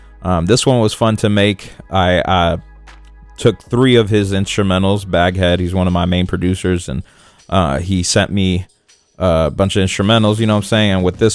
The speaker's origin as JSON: {"language": "English", "town": "San Francisco", "region": "California", "country": "United States", "tie": "born or raised there", "said": "Like Frisco, like SF or Frisco, it's kind of like the only way I've grown up knowing how to call this San Francisco or like other names for the city"}